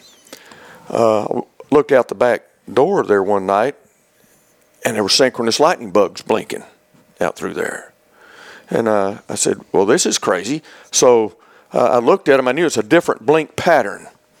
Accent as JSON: {"language": "English", "town": "Auburn", "region": "Alabama", "country": "United States", "tie": "born or raised there", "also_born_or_lived": "Oak Ridge, Tennessee", "moved": "as an adult", "said": "I grew up in Auburn, Alabama, and went to Auburn and got a degree in fisheries down there"}